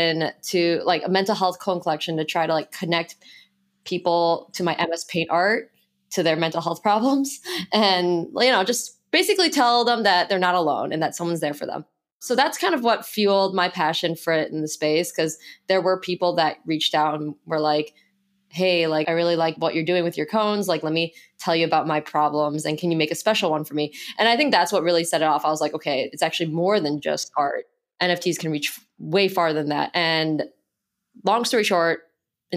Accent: Chicago, Illinois, United States; moved away as an adult; now in San Francisco, United States; I'm from Chicago

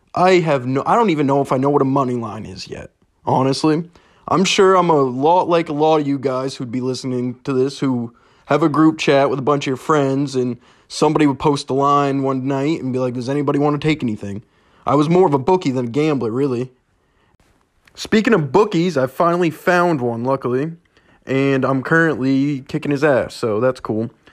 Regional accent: Ellsworth, Maine, United States; I'm from Ellsworth, Maine, where sports gambling currently isn't legal

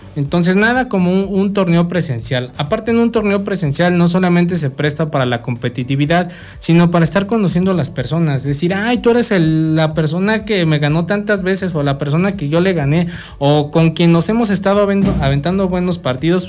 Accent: Mexico; nosotros siendo mexicanos

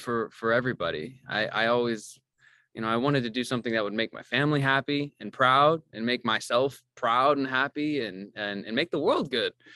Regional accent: Missouri, United States; moved away as an adult; also born or lived in Oregon; I grew up in Missouri and, and never really had left the state

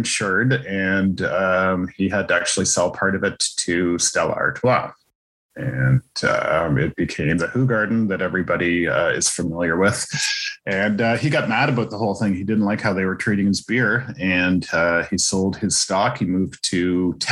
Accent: Nova Scotia, Canada; I'm from Nova Scotia, so I really have to every once in a while throw it to my home province on that.

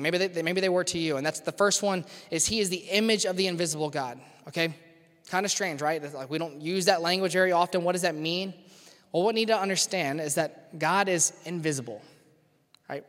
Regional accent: Louisiana, United States; now in Cincinnati, United States; I grew up in Louisiana

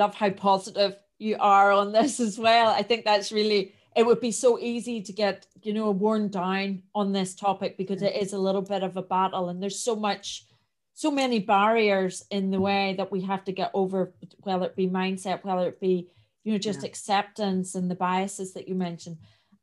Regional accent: Northern Ireland, United Kingdom; I have quite a strong accent. I am from Northern Ireland, and we have a lot of colloquialisms

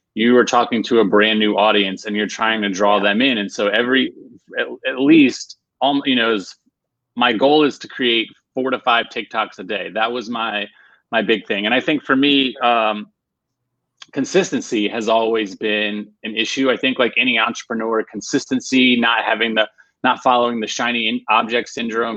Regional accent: Virginia, United States; now in Raleigh, United States; I'm originally from Virginia, but now I live in uh, Raleigh, North Carolina

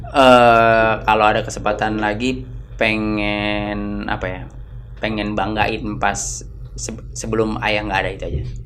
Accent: Jakarta, Indonesia; also born or lived in Mataram, Lombok / Dalian, China; saya pula pulang ke Jakarta

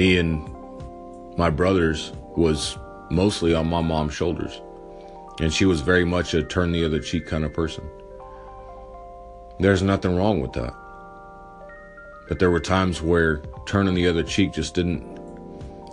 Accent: Morton, Texas, United States; born or raised there

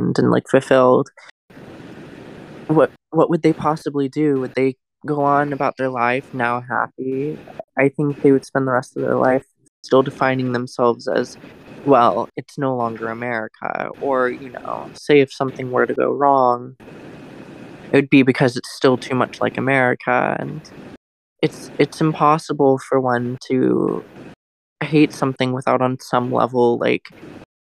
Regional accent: Florida, United States; I am an American. I grew up in Florida

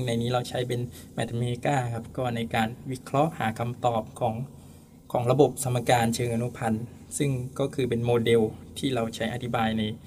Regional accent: Songkhla, Thailand; also born or lived in Hua Sai, Nakhon Si Thammarat; now in Nakhon Si Thammarat, Thailand; จริงแล้วผมอยู่สงขลา

